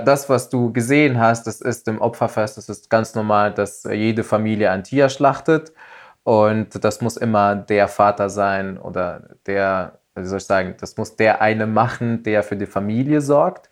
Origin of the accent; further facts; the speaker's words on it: Tunisia; Also es ist bei uns in Tunesien ganz normal